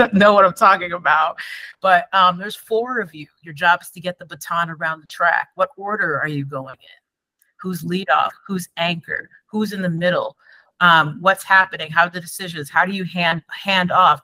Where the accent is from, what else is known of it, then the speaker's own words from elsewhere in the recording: Endicott, New York, United States; from being a kid growing up in Endicott, New York.